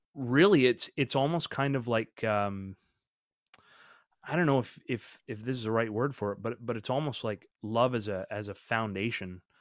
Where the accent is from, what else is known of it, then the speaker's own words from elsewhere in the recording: Canada; him and I grew up together actually in Canada